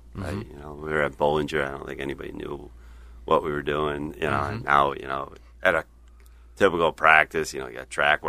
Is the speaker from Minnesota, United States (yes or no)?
no; Webster, New York, United States; Grew up in Webster, New York.